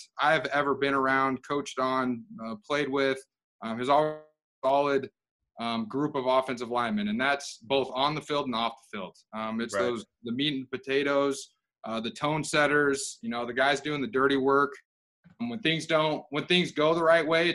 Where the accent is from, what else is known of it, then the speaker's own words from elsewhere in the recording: Utah, United States; I'm from Utah originally